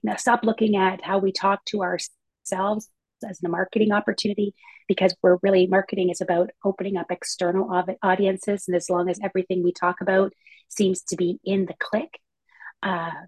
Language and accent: English; Canada; I'm a Canadian here